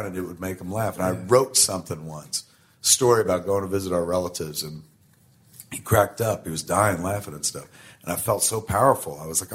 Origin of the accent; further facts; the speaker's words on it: New Jersey, United States; We're from New Jersey, and when you grow up in the shadow of something greater than yourself, like New York City